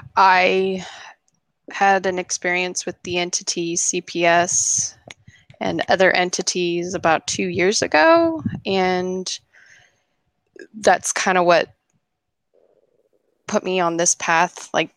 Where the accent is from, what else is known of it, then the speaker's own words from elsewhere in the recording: Oregon, United States; I'm from Oregon.